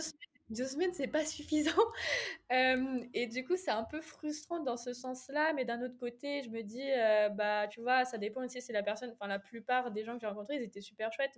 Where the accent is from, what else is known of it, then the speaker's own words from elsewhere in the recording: Angers, Pays de la Loire, France; je suis d'Angers, très fière de l'être.